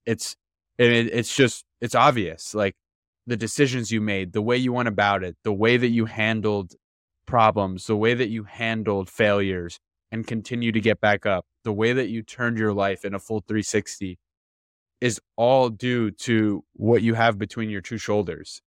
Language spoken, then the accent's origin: English; Miami, Florida, United States; I'm from Miami